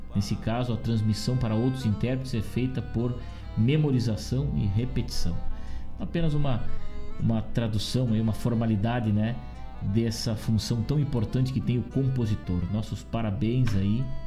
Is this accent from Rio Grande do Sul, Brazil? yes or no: yes; Rosário do Sul, Rio Grande do Sul, Brazil; now in Guaíba, Brazil; Embora tenha muito carinho pela minha terra lá, Rosário do Sul